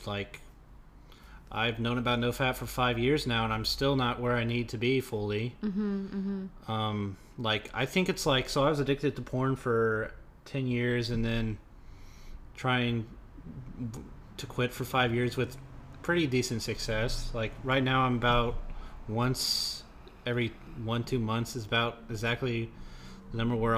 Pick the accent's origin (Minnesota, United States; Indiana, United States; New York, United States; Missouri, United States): Indiana, United States; Indianapolis; I'm from Indianapolis